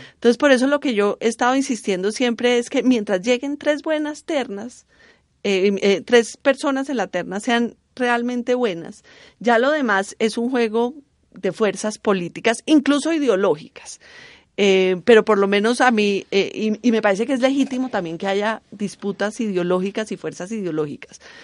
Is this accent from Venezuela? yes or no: no; Cali, Valle del Cauca, Colombia; yo en verdad soy de Cali